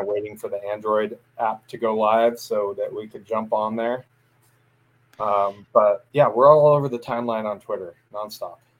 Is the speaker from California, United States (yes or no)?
yes; Central Coast of California, United States; I grew up on the Central Coast of California, so I grew up around more Niner fans than I did Rams fans